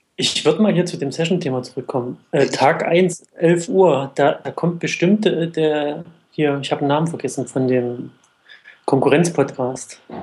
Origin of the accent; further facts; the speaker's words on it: the East, eastern Germany, Germany; Ich komme ja aus dem Osten.